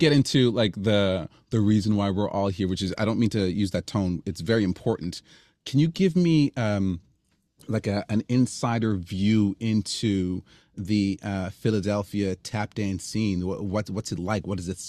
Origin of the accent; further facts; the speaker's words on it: Canada; I'm Canadian, so I'm going to, I'm not going to apologize, but I'm going to lean into the thank yous again.